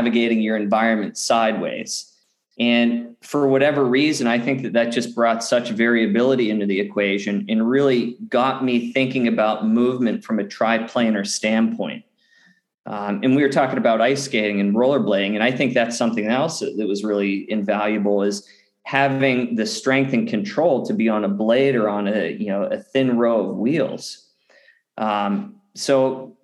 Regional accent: Pittsburgh, Pennsylvania, United States; I grew up in Western Pennsylvania in the outskirts of Pittsburgh

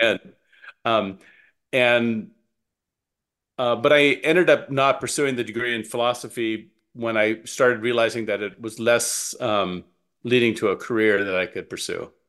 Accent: Calabasas, California, United States; moved away; also born or lived in Wisconsin; I grew up in Southern California

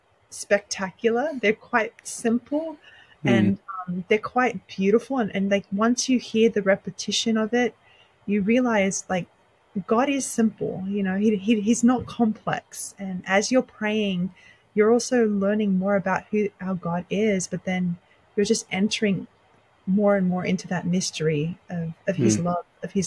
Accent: Sydney, New South Wales, Australia; moved away as an adult; also born or lived in Lebanon; now in United States; I was born and raised in Sydney, Australia

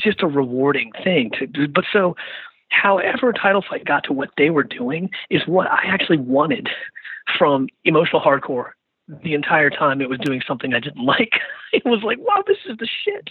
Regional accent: Richmond, Virginia, United States; I think about my hometown, I think about Richmond and the monuments

